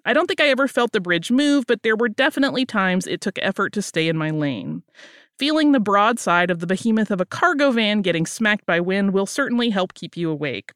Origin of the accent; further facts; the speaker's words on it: Florida Gulf Coast, United States; moved away; I grew up on the Florida Gulf Coast when I was little